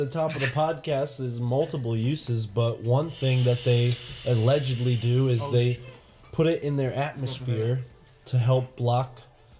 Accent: Connecticut, United States; we're from Connecticut, dude. We're not rednecks. We're not southern people.

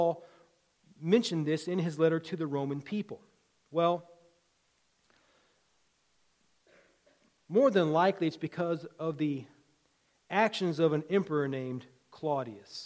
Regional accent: Virginia, United States; When I was a kid growing up in Virginia

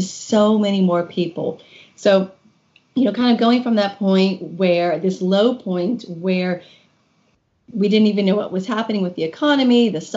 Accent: Kentucky, United States; moved away as an adult; also born or lived in Washington, D.C.; My husband and I moved back to Kentucky, which is my home state

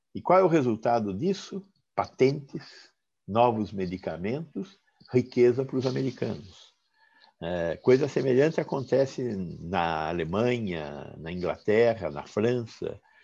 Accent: Sorocaba, São Paulo, Brazil; Eu falo de Sorocaba porque sou, sou sorocabano

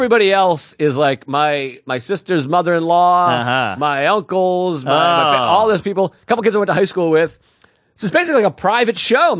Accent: Hanson, Massachusetts, United States; moved away; It's in my hometown. I went to a regional high school, Whitman Hanson High School.

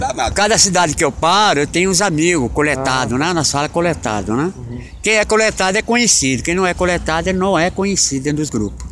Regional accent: Itaquaquecetuba, São Paulo, Brazil; now in Belo Horizonte, Brazil; Itaquaquecetuba, que é minha terra natal

